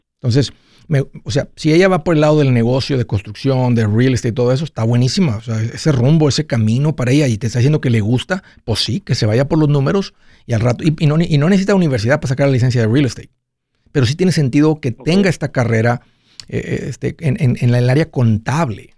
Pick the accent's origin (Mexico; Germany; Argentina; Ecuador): Mexico; now in United States; en México, de donde yo soy